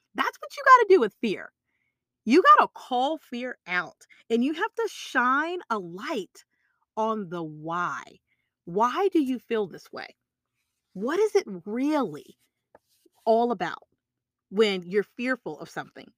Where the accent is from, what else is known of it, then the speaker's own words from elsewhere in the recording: Texas, United States; I'm from Texas